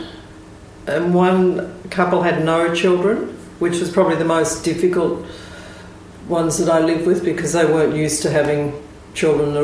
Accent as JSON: {"language": "English", "town": "Melbourne", "region": "Victoria", "country": "Australia", "tie": "born or raised there", "also_born_or_lived": "Ballarat", "said": "I was born in Ballarat, which is just out of Melbourne."}